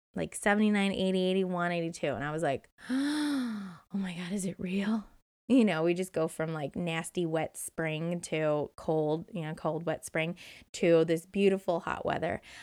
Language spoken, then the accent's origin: English; Indiana, United States; moved away as an adult; also born or lived in Hermosa Beach, California; growing up in Indiana